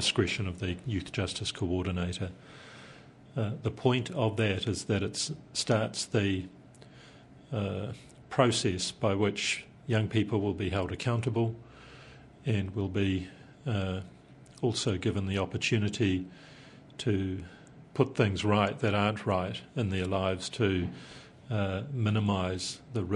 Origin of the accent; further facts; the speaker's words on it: Taranaki, New Zealand; I'm from Taranaki